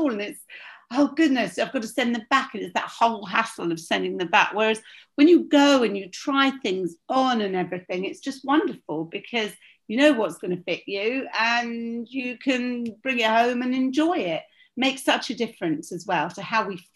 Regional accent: London, United Kingdom; also born or lived in Bournemouth; I was born in Bournemouth and we were, we used to go back there after we'd moved to London every weekend.

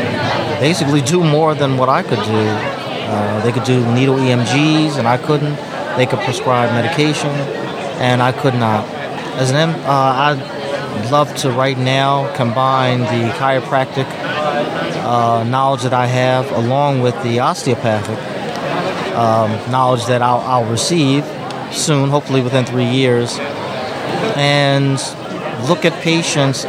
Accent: New Jersey, United States; also born or lived in Philadelphia; I am from New Jersey, 53 years old

